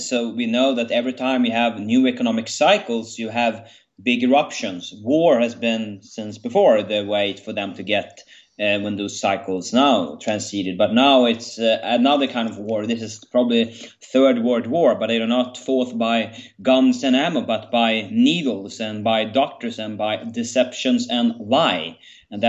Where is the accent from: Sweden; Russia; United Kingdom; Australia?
Sweden; I am from Sweden, sunny Sweden today.